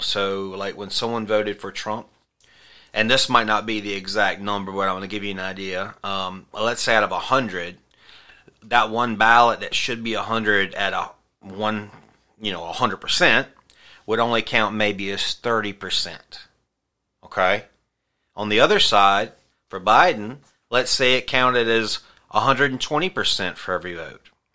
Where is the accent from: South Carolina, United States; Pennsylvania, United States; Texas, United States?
South Carolina, United States; my home state of South Carolina